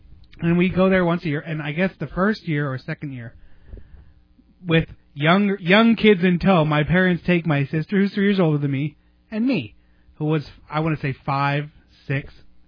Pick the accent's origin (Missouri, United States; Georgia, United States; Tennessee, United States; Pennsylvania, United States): Pennsylvania, United States; moved away; I'm from Pennsylvania